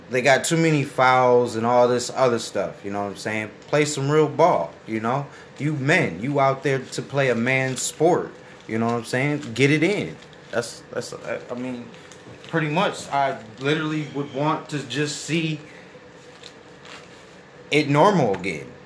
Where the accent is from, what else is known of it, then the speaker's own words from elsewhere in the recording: Grand Rapids, Michigan, United States; I'm from the streets. I'm from Gumroo. If you don't know what Gumroo is, that's Grand Rapids.